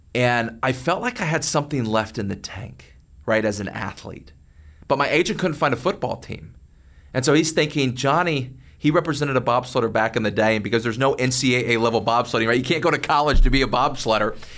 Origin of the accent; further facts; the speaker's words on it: McKinney, Texas, United States; growing up in McKinney, Texas